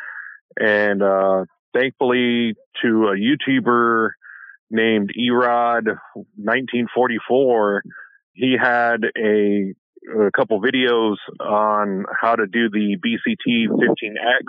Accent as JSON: {"language": "English", "region": "California", "country": "United States", "tie": "born or raised there", "moved": "as an adult", "lives_now": "Missouri, United States", "said": "my hometown and the surrounding cities in California"}